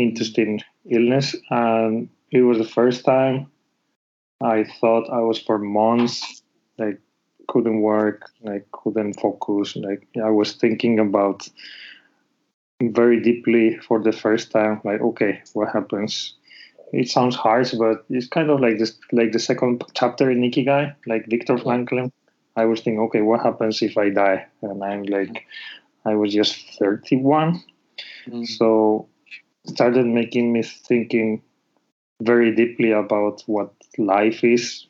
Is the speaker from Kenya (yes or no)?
no; Spain; moved away as an adult; now in Japan; I'm from Spain